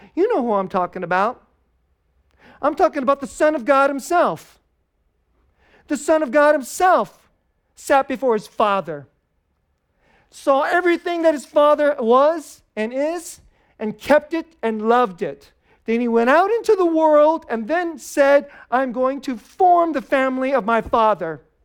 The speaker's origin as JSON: {"language": "English", "country": "United States", "said": "we're Americans."}